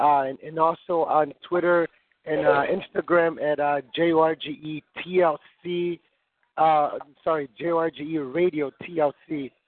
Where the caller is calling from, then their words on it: Chicago, Illinois, United States; I'm calling from Chicago.